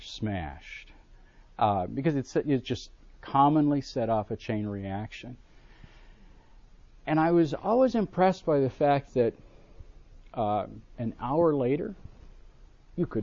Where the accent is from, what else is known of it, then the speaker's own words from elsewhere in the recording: Buffalo, New York, United States; I grew up in Buffalo, New York